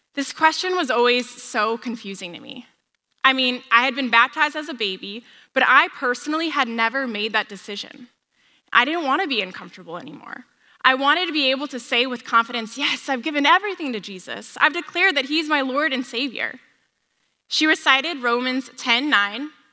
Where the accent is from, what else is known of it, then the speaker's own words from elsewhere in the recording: San Diego, California, United States; I grew up in San Diego